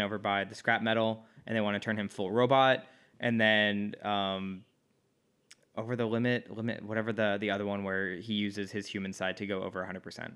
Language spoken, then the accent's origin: English; Midwest, United States; now in Los Angeles, United States; I'm from the Midwest.